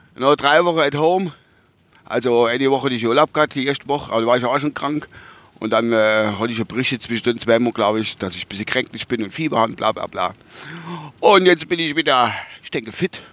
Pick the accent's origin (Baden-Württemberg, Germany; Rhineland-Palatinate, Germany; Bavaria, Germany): Rhineland-Palatinate, Germany; Kusel; bei uns in Kusel